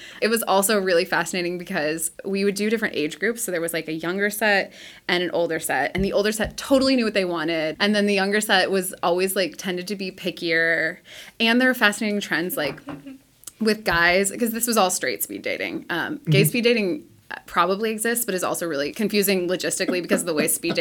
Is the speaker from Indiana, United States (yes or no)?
no; Ohio, United States; moved away as an adult; also born or lived in Auburn, Alabama; now in Seattle, United States; I'm from Ohio and moved to Auburn to go to college